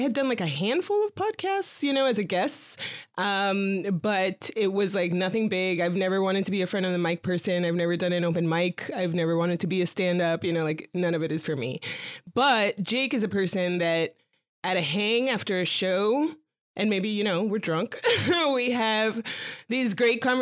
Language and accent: English; Miami, Florida, United States; now in New York, United States; I grew up in Miami